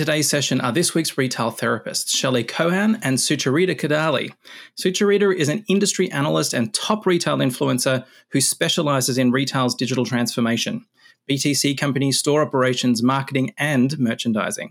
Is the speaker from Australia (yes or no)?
yes; Australia; I grew up in Australia in a small town, a couple of thousand people